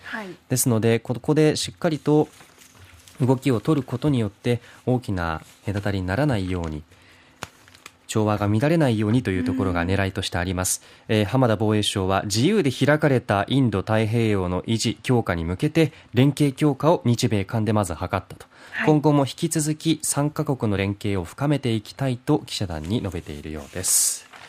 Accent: Beppu, Oita, Japan; 私の地元別府

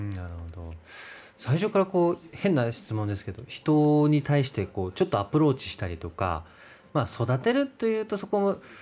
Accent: Oita, Japan; now in Fukuoka, Japan; 僕も地元が大分で

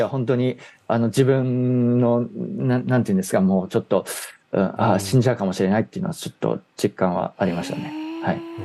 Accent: Gunma, Japan; 私地元群馬なんですけども

